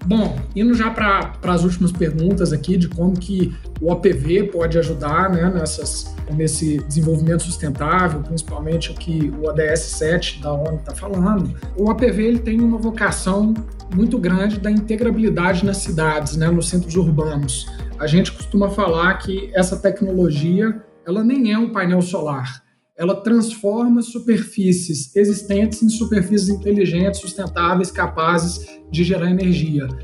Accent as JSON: {"language": "Portuguese", "country": "Brazil", "said": "a gente é brasileiro"}